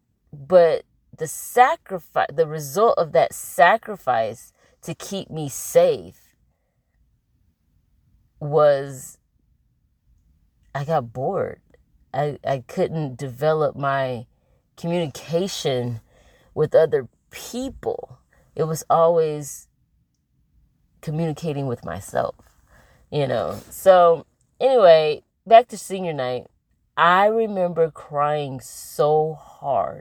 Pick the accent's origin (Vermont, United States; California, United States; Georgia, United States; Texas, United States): Georgia, United States; Atlanta; also born or lived in Indianapolis, Indiana; I was born in Indianapolis, Indiana, and at 5 years old, I moved to Atlanta, Georgia with my mom